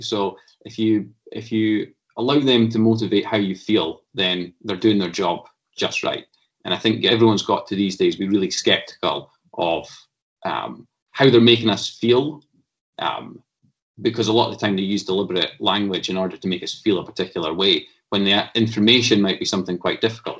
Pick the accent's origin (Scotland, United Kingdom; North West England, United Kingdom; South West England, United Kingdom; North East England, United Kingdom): Scotland, United Kingdom; Stirling; I'm a lad from Stirling, and went to Wallace High School in Stirling, went to Bridgemallan Primary